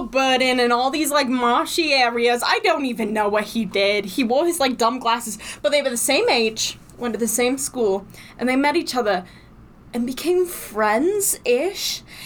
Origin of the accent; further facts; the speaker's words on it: New York City, New York, United States; We're two ladies from the Bronx